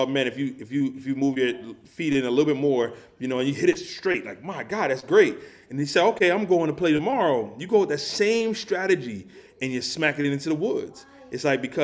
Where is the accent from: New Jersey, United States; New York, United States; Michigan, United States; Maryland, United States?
New Jersey, United States; I grew up in New Jersey. I grew up a hip-hop kid